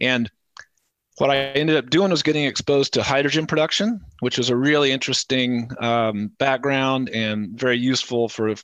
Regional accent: Lawrence, Kansas, United States; came back to my hometown in Lawrence, Kansas

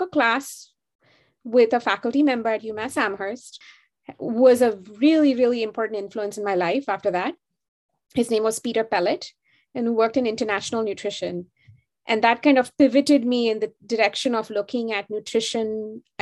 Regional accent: Mumbai, Maharashtra, India; moved away; I'm from India. And I grew up in Bombay, and which is now called Mumbai

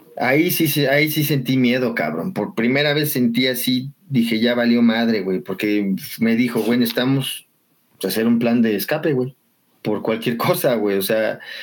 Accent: Xochimilco, Mexico City, Mexico; yo soy de aquí de Sochi

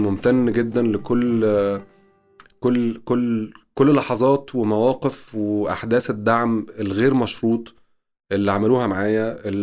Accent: Egypt; ساقية الصاوي عندنا في مصر

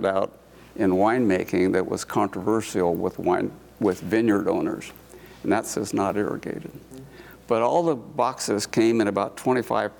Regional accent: Walla Walla, Washington, United States; moved away as an adult; also born or lived in Missoula / Portland; I was born and raised in Walla Walla, Washington

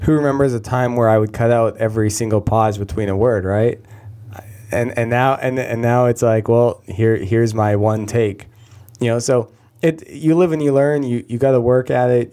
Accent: Canada; I'm Canadian

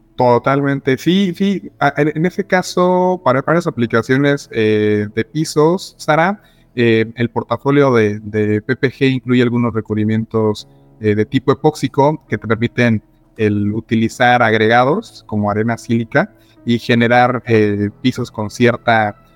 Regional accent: San Luis Potosí, Mexico; now in Mexico City, Mexico; soy originario de San Luis Potosí, pero estoy viviendo actualmente en Ciudad de México

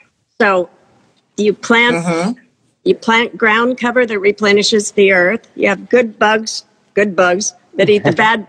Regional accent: Iowa, United States; moved away; I'm from Iowa.

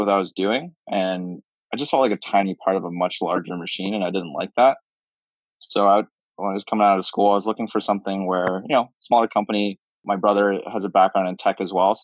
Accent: Canada; moved away as an adult; also born or lived in Philadelphia; now in Boston, United States; Grew up in Canada, born and raised

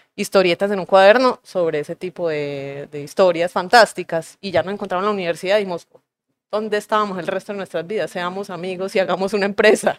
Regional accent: Urabá, Antioquia, Colombia; moved away; yo crecí en Urabá

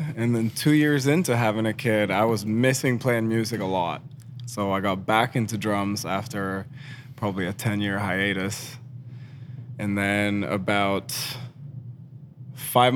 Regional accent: Sweden; now in Kitchener, Canada; I am Swedish

